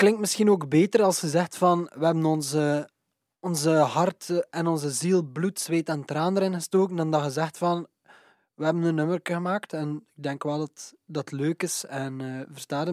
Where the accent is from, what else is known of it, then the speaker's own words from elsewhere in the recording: Waregem, Flanders, Belgium; Waregem, dus mijn ouders woonden in Waregem, onze studio is in Waregem